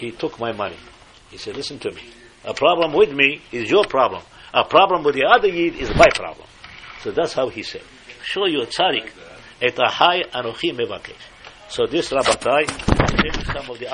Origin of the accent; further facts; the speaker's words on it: Morocco; moved away as an adult; I came from Morocco in 1960. But my parents and my other brothers were in Morocco